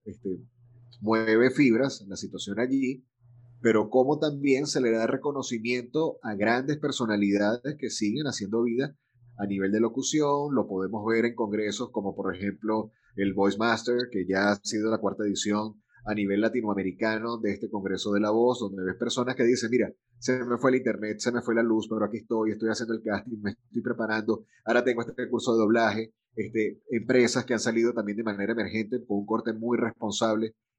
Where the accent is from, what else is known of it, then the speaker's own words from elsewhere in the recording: Venezuela; also born or lived in Caracas / Valencia, Venezuela; del país de donde soy. Venezuela